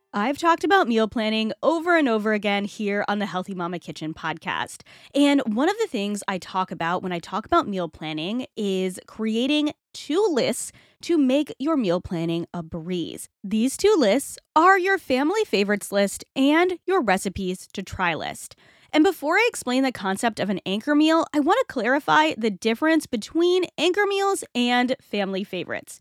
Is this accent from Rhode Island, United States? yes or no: yes; Rhode Island, United States; I'm from Rhode Island